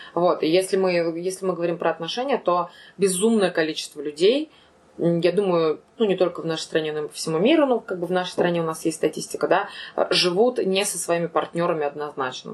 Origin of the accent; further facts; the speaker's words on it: Ufa, Bashkortostan, Russia; also born or lived in Moscow; я думала, что это будет всего лишь отпуск, и что я 3-4 месяца побуду дома